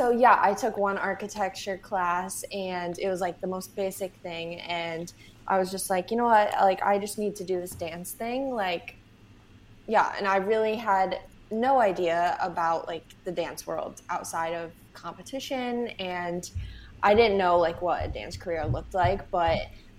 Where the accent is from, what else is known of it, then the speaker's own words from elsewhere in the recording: Syracuse, New York, United States; moved away as an adult; also born or lived in Buffalo, New York; now in New York City, United States; I grew up in Syracuse